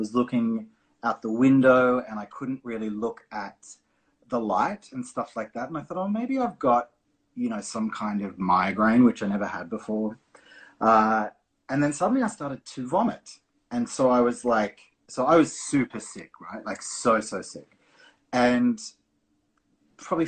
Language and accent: English; Brisbane, Queensland, Australia; I'm from Brisbane. We're in Perth